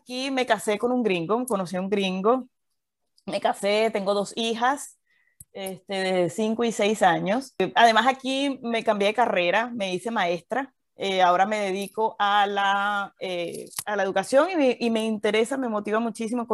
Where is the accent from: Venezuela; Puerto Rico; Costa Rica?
Venezuela; Valencia, Carabobo; moved away as an adult; also born or lived in Caracas, Venezuela / Mérida, Venezuela; now in Houston, United States; Yo nací en Venezuela, nací en Caracas, viví toda mi vida en Valencia